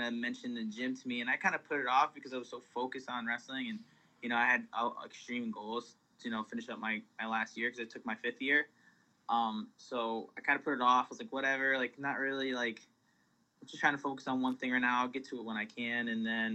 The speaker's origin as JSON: {"language": "English", "town": "Willimantic", "region": "Connecticut", "country": "United States", "said": "I'm from Willimantic, Connecticut"}